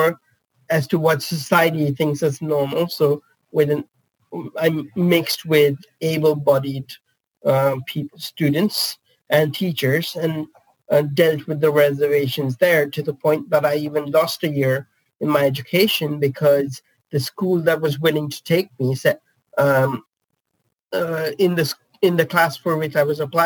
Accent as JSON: {"language": "English", "country": "India", "tie": "born or raised there", "also_born_or_lived": "Netherlands", "moved": "yes", "lives_now": "United Kingdom", "said": "I was born and brought up in India and then moved to the Netherlands and now the UK"}